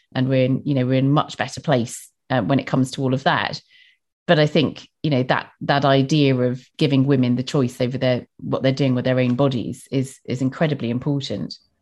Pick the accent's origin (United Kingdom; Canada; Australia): United Kingdom; Bristol, South West England; accent: Bristol; my strange Bristol accent